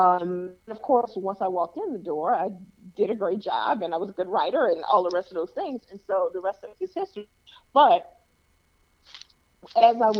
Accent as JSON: {"language": "English", "town": "Chicago", "region": "Illinois", "country": "United States", "tie": "born or raised there", "also_born_or_lived": "Toledo / Detroit", "moved": "as an adult", "lives_now": "Los Angeles, United States", "said": "having been born and raised in Chicago"}